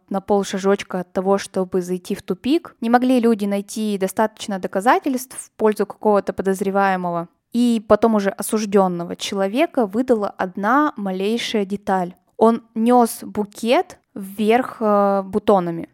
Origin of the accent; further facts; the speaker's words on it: Kurgan, Kurgan Oblast, Russia; now in Saint Petersburg, Russia; я очень горжусь, что я родом из Кургана, я люблю свой родной город